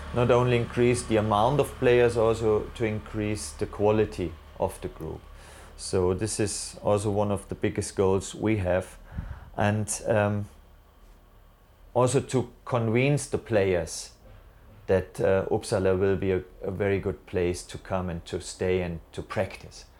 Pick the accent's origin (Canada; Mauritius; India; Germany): Germany; I'm originally from Germany